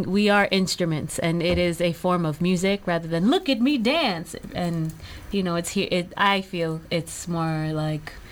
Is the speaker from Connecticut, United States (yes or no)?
yes; New Haven, Connecticut, United States; also born or lived in Brooklyn, New York; Born in Brooklyn, raised in New Haven, Connecticut, and raised in a house full of Bro- Brooklynites.